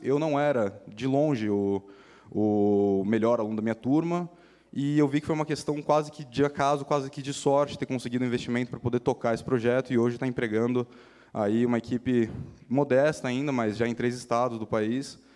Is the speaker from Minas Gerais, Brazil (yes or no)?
no; São Paulo, Brazil; eu sou de São Paulo